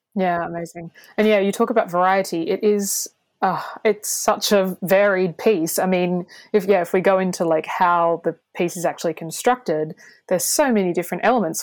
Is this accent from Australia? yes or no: yes; Darwin, Northern Territory, Australia; also born or lived in Melbourne, Australia; now in The Hague, Netherlands; from Darwin